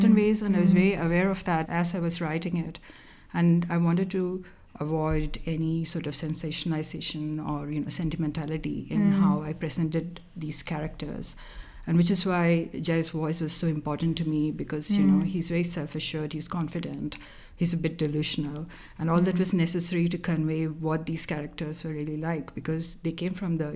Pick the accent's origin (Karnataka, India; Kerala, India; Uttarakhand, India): Kerala, India; first language Malayalam; English is a second language; moved away as an adult; I grew up in Kerala, which is in southern India